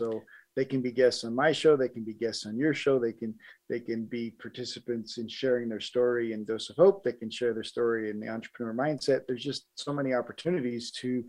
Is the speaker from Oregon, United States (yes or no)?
no; Colorado, United States; also born or lived in Milwaukee, Wisconsin / Denver, Colorado; I was born in Milwaukee, Wisconsin, but my dad moved to Colorado when I was little, and so grew up in Southern Colorado